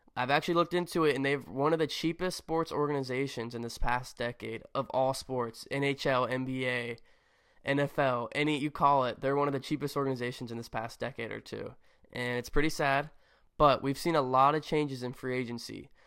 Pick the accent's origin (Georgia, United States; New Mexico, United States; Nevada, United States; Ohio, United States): Ohio, United States; Cincinnati; I was born and raised in the Cincinnati area